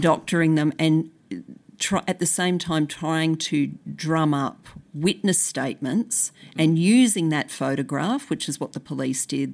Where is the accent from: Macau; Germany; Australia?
Australia; Brisbane, Queensland; I grew up in Brisbane